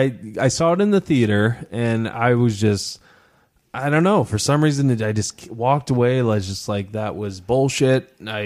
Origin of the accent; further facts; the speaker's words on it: Midwest, United States; I love that I come from the Midwest. I know Philadelphia is not technically the Midwest, but like it feels home to me.